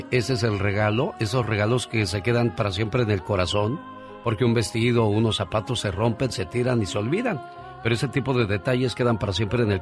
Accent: Veracruz, Mexico; now in Montclair, United States; Un día salí de Veracruz, pero Veracruz nunca salió de mí.

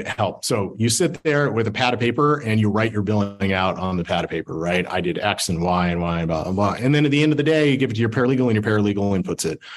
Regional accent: Salt Lake City, Utah, United States; I'm from Salt Lake

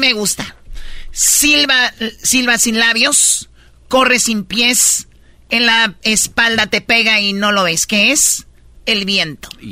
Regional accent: Tepatitlán, Jalisco, Mexico; soy de Tepatitlán

